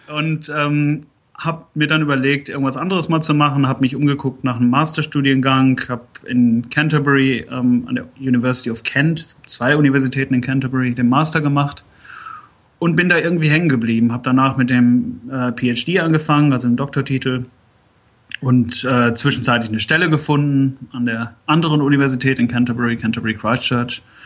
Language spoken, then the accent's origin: German; Germany; now in United Kingdom; als Deutscher